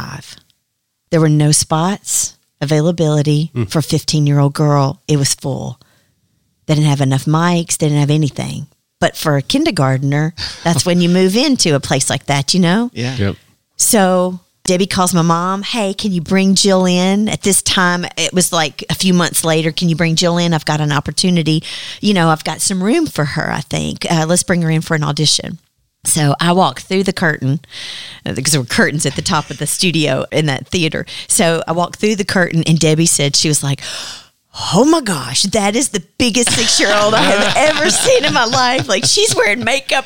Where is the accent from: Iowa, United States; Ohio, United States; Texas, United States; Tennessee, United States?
Tennessee, United States; Dyersburg; I was from Dyersburg